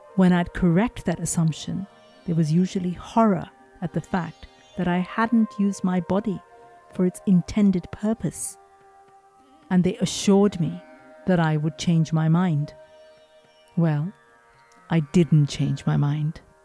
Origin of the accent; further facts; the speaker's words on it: India; moved away; I grew up in India